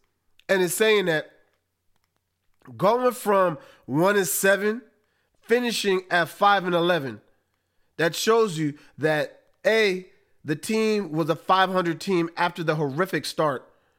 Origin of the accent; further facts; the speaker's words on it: New York, United States; being a New Yorker.